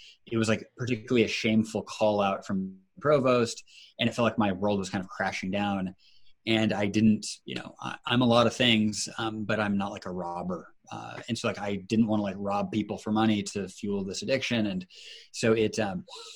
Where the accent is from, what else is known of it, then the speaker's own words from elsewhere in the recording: Seattle, Washington, United States; moved away as an adult; also born or lived in Chicago / Cambridge; my hometown of Seattle